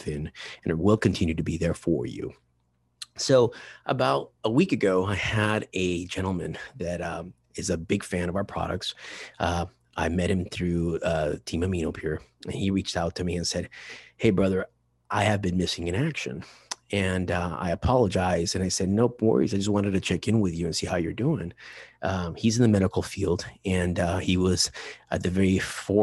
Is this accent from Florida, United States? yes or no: no; Chino Hills, California, United States; I'm from Chino Hills, but not from the beach, from the inland originally